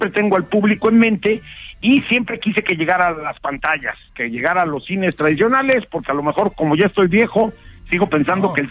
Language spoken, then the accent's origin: Spanish; Mexico; película que hice, que quise pensar cómo somos los mexicanos.